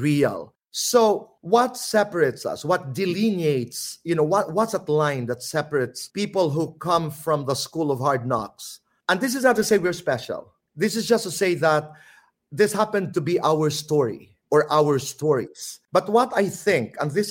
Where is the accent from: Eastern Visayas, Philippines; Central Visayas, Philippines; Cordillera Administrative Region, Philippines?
Eastern Visayas, Philippines; Samar; accent: Waray; first language Waray; English is a second language; moved away; also born or lived in Manila; Waray because I come from Samar and we speak Waray